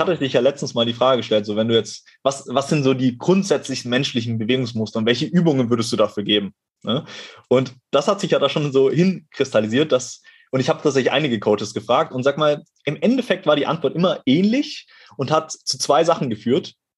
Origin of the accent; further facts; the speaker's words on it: Ottmarshausen, Bavaria, Germany; now in Cologne, Germany; ich bin mal wieder in meiner Heimat, in meinem Heimathaus sozusagen